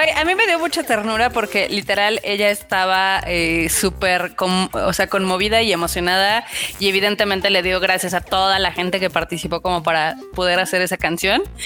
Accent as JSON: {"language": "Spanish", "region": "State of Mexico", "country": "Mexico", "said": "Yo también soy del Establo de México"}